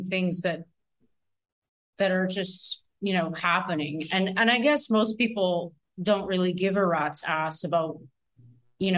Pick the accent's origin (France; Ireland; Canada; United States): Canada; Northern Ontario; I was raised in Northern Ontario myself